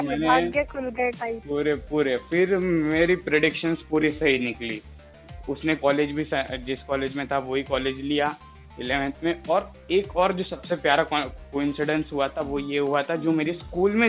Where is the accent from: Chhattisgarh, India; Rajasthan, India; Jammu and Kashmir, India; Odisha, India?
Rajasthan, India; मैं मारवाड़ी हूँ तो मेरे को पूरी प्रॉपर मारवाड़ी मिली